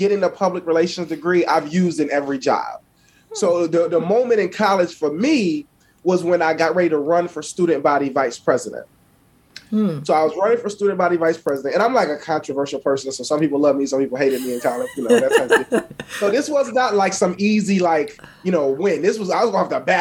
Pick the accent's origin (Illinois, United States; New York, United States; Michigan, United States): New York, United States; Buffalo; I'm from Buffalo, New York. I grew up on the east side of Buffalo